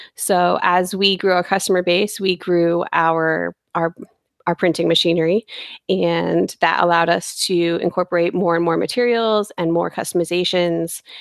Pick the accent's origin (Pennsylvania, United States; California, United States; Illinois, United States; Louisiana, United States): Pennsylvania, United States; Bangor; I grew up in Bangor, Pennsylvania, which is kind of near the Poconos